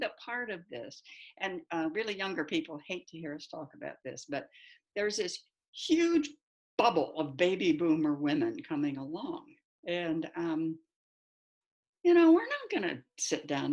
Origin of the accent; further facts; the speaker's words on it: United States; also born or lived in United Kingdom; I was from the United States